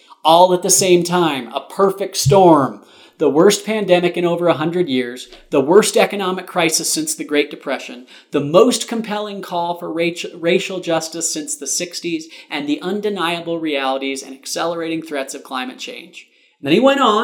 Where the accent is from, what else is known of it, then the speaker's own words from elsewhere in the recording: Utah, United States; I'm from Utah